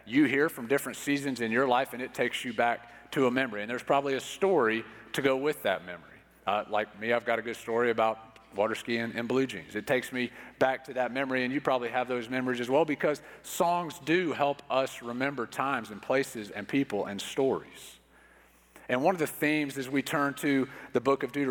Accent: Pensacola, Florida, United States; growing up in Pensacola, Florida

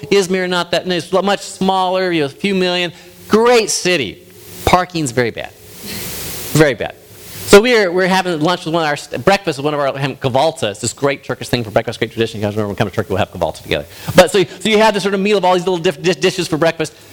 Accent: United States; As an American Westerner

